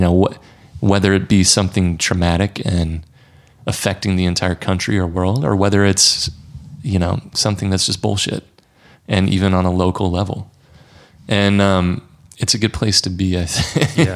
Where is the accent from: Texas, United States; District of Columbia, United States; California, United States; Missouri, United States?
Missouri, United States; also born or lived in St. Louis, Missouri; my home state of Missouri